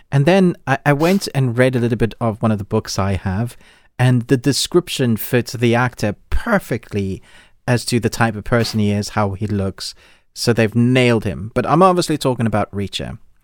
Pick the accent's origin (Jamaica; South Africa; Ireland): South Africa; now in United Kingdom; I grew up in South Africa